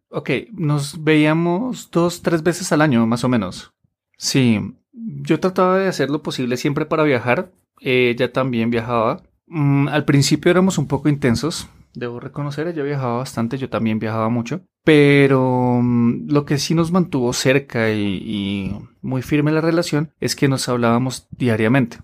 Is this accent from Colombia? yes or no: yes; Colombia; en Colombia, específicamente en Bogotá, tenemos un doblaje fuerte